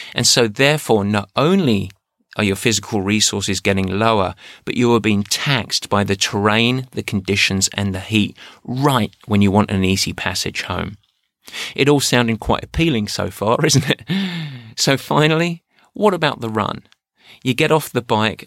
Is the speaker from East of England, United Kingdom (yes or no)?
yes; Essex, East of England, United Kingdom; moved away; where I grew up in Essex. Yeah, I'm an Essex man